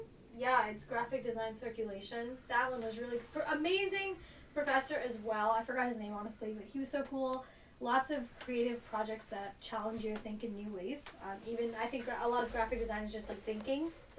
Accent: New York, United States; Like, I'm from New York and I'm from an area where it's going to be very threatened by climate change.

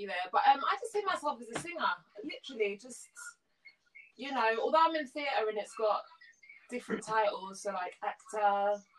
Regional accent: London, United Kingdom; So I grew up in North London.

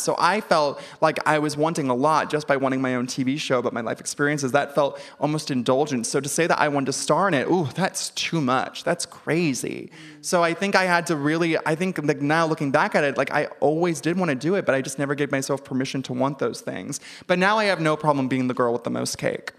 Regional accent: Ventura, California, United States; I'm from Ventura.

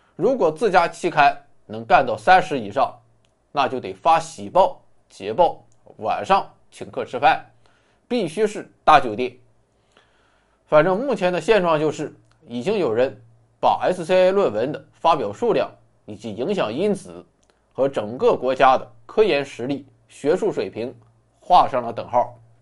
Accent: China; 我们中国人很实诚，很老实

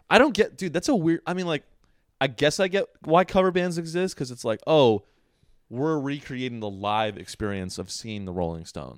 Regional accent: Sunnyvale, California, United States; I'm from Sunnyvale

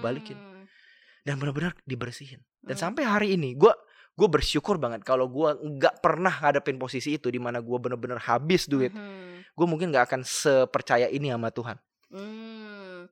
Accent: Kalimantan, Indonesia; aku kan dari Kalimantan, gue kan dari Kalimantan

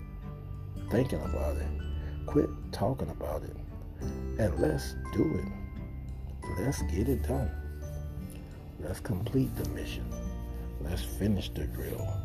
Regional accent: United States; I am an American. I love being American

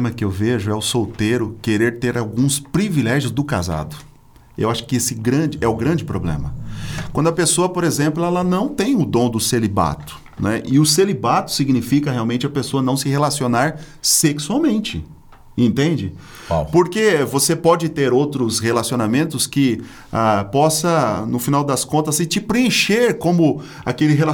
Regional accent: Minas Gerais, Brazil; Sou também. Mineiro, opa.

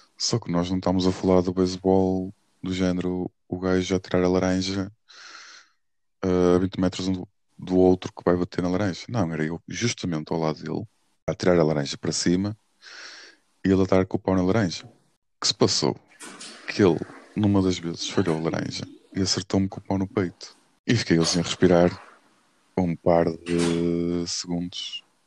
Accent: Porto, Norte, Portugal; moved away as an adult; now in Lisbon, Portugal; sou do Porto

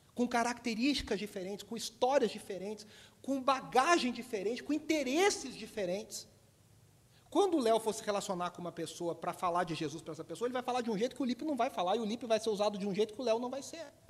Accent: Brazil; also born or lived in Belo Horizonte; a gente aqui no Brasil tem muitos sotaques

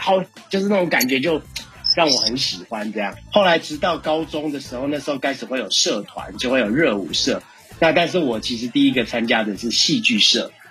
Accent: Taiwan; 我是来自宝岛台湾饶舌歌手

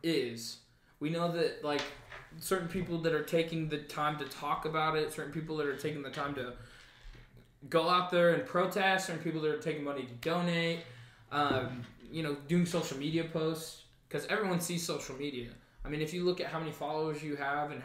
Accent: Newcastle, Oklahoma, United States

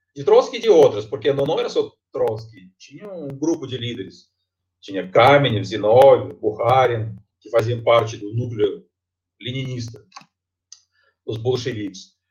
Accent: Tomsk, Tomsk Oblast, Russia; Portuguese is a second language; moved away as an adult; now in Brazil; eu sou da Sibéria. Eu, eu nasci uma cidade chamada Tomsk

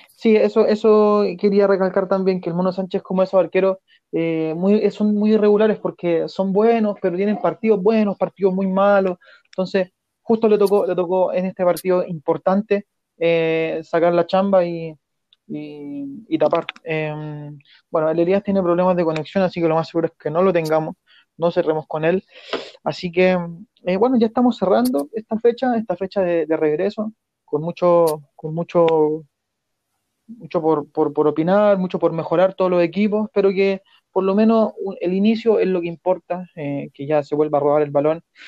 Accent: Chile

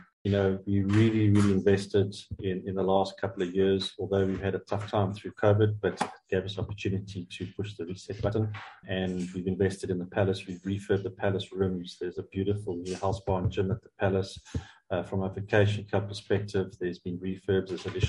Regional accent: South Africa; It's truly Africa's major, and we're proudly South African.

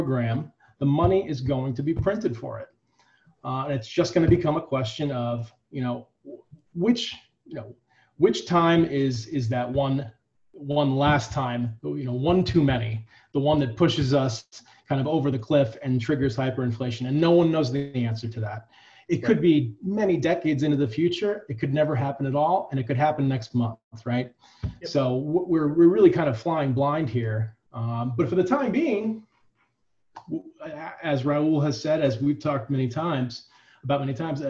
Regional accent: United States; I'm an American

